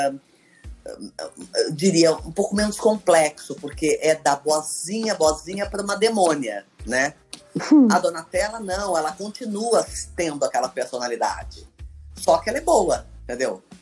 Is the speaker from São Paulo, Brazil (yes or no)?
yes; Campinas, São Paulo, Brazil; Eu tive que voltar {S3} ao meu sotaque de Campinas, né? Porque eu sou, sou campineira.